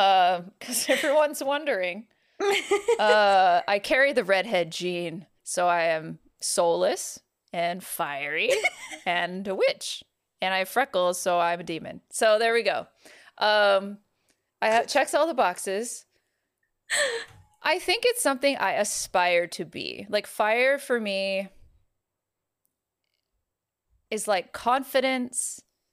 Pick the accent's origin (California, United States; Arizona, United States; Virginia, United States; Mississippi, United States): California, United States; I'm not mad scared because, like, I'm from California.